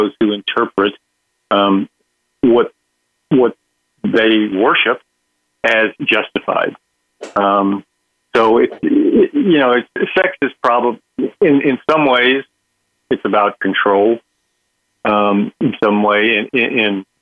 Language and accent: English; Texas, United States; in the state of Texas, my home state